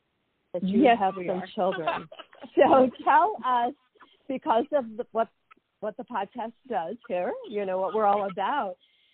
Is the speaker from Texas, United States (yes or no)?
yes; Houston, Texas, United States; moved away as an adult; now in Southern Illinois, United States; I did grow up in Houston and went to college in Texas